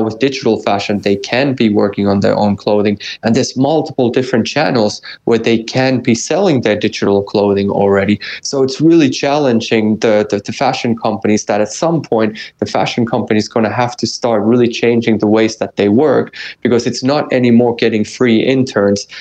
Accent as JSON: {"language": "English", "country": "Finland", "said": "I'm half American. In my in my true true core, I'm 100% Finn"}